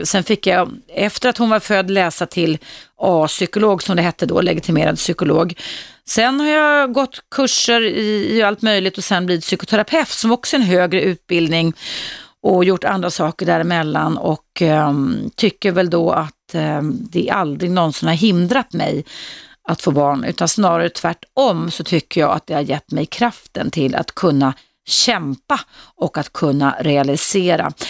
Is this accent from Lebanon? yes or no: no; Serbia; moved away as an adult; now in Sweden; Ja, jag kommer från Serbien.